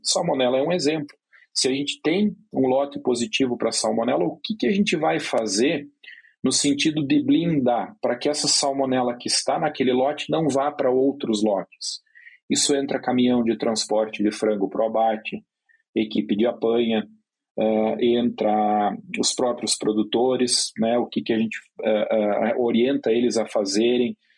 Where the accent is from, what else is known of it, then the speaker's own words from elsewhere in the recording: Rio Grande do Sul, Brazil; moved away; eu venho lá do sul, do Rio Grande do Sul